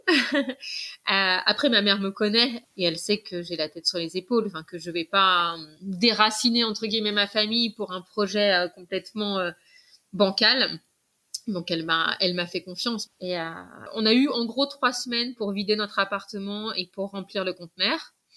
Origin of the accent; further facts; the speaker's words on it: Paris, Île-de-France, France; moved away as an adult; now in Guadeloupe, France; J'ai grandi à Paris.